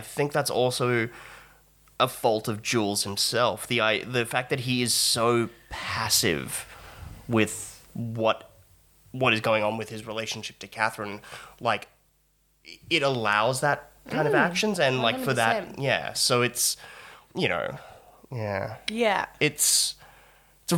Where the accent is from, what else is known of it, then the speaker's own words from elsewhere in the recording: Australia; we're Australian